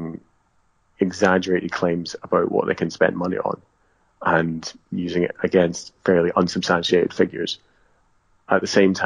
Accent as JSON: {"language": "English", "area": "Southern Highlands", "region": "Scotland", "country": "United Kingdom", "tie": "born or raised there", "said": "growing up in the Southern Highlands"}